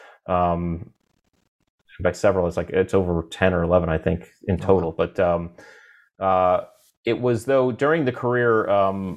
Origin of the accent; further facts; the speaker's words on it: Connecticut, United States; I grew up in Connecticut